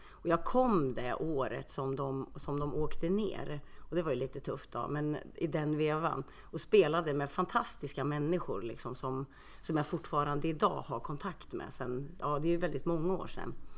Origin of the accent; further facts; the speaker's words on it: Karlskoga, Örebro County, Sweden; moved away as an adult; also born or lived in Finland; now in Örebro, Sweden; jag är född i Finland. Så att jag kom hit till, eh, jag kom till Karlskoga när jag var två år